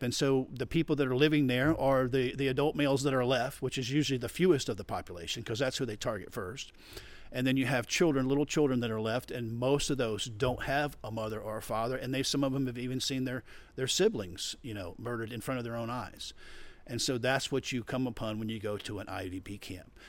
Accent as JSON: {"language": "English", "region": "Florida", "country": "United States", "said": "I'm from Florida"}